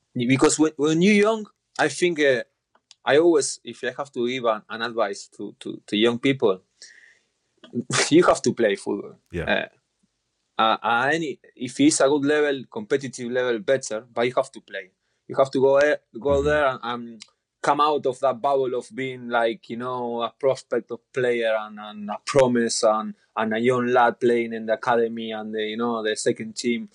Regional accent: Rosario, Santa Fe, Argentina; English is a second language; moved away; my city, I'm from Rosario

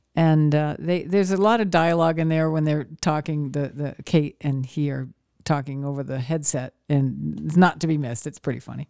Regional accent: Maine, United States; moved away; where I grew up in Maine

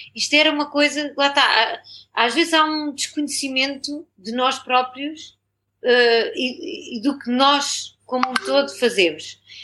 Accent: Torres Vedras, Lisbon, Portugal; moved away as an adult; also born or lived in New York, United States; eu sou de Torres Vedras

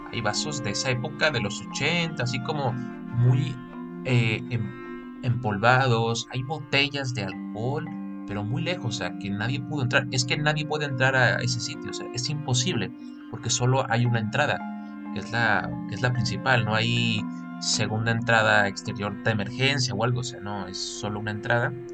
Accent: Mexico; Que nos caracteriza como mexicanos, que son las leyendas

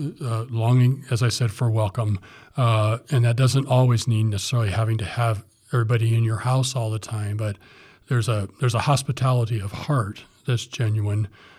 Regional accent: Fowler, Indiana, United States; also born or lived in Morocco / Southern California; now in Ohio, United States; Back in my hometown, Indiana

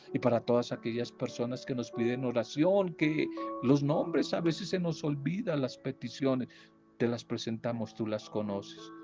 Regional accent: Colombia; Aquí yo hablo en mi país

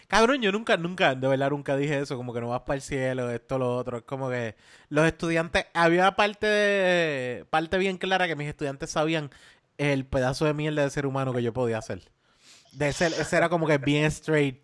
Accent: Caguas, Puerto Rico; yo soy de Caguas

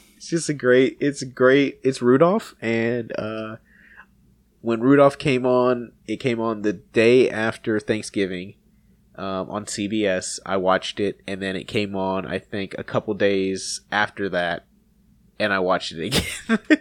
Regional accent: North Carolina, United States; moved away as an adult; also born or lived in Bossier City, Louisiana; I grew up in North Carolina on the coast

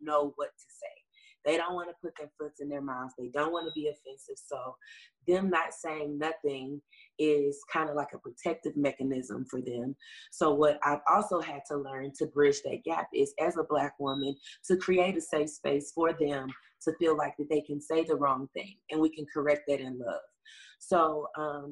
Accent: the South, United States; now in Los Angeles, United States; I'm from the South. I come from the church, so we call it like a little soul choir. And we bring Memphis

